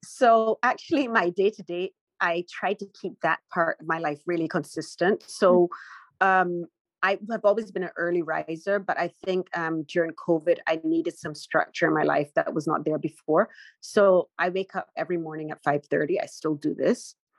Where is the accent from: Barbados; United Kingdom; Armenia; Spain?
Barbados; moved away as an adult; also born or lived in Beijing, China; now in San Francisco, United States; I'm from Barbados